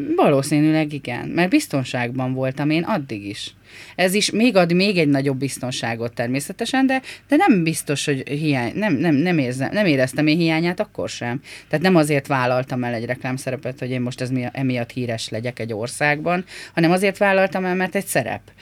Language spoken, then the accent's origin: Hungarian; Hungary; Egy tanyán nőttem fel, nagyon értelmes és bölcs emberek között